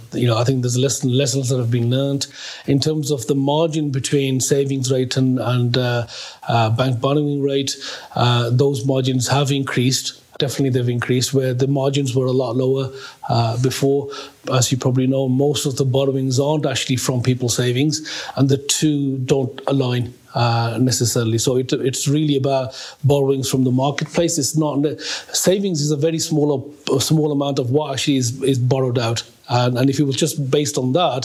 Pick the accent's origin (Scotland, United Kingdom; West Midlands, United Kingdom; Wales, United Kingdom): West Midlands, United Kingdom; Birmingham; I was born in Birmingham when my father came into the UK back in the 1950s